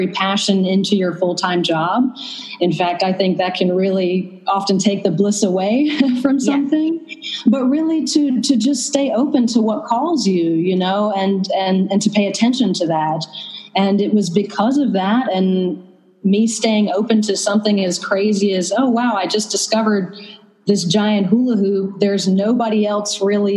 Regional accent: North Carolina, United States; also born or lived in Vermont / San Francisco Bay Area; now in Berlin, Germany; I'm from the South, actually. I'm from North Carolina

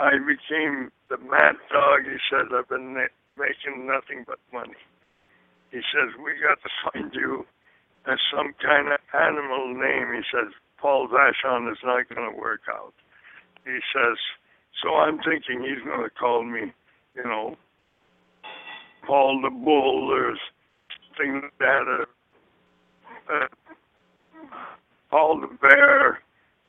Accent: about 30 miles from central Vermont, United States; also born or lived in Canada; I'm in central Vermont, about maybe 30 miles from where I was raised on a farm.

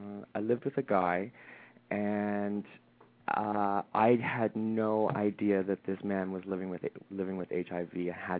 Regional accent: London, Ontario, Canada; moved away as an adult; now in Toronto, Canada; I grew up in a smaller town in Canada. So we're both from Canada. We both live in Toronto. A smaller town by the name of London, Ontario.

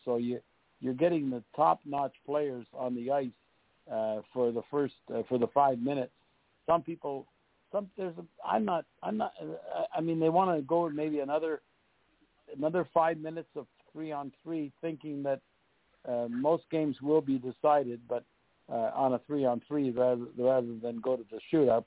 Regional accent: Montreal, Quebec, Canada; moved away as an adult; also born or lived in St. Louis / Buffalo / Detroit; we went to Montreal, and we uh, it was my hometown

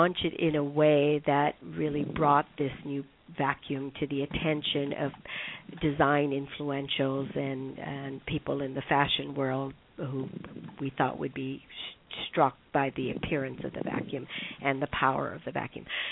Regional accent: Hawaii, United States; now in New York City, United States; my having been born and raised in Hawaii

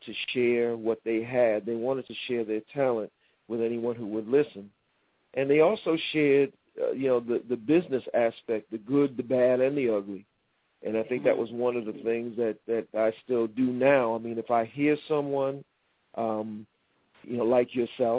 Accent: New York City, New York, United States; I'm born and raised in Harlem

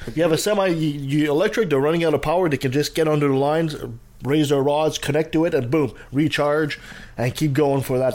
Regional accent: Canada; I'm French Canadian

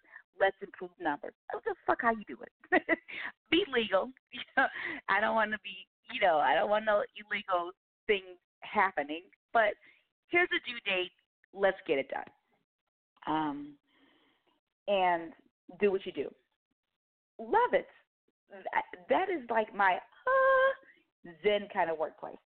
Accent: Chicago, Illinois, United States; moved away as an adult; also born or lived in Atlanta, Georgia; I grew up in the Chicagoland area and graduated from NIU, which is Northern Illinois University

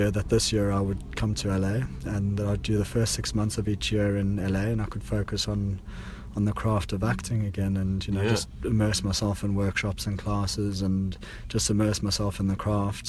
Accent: Johannesburg, Gauteng, South Africa; moved away; I grew up in Johannesburg in South Africa and basically started doing stunts over there when I was a kid.

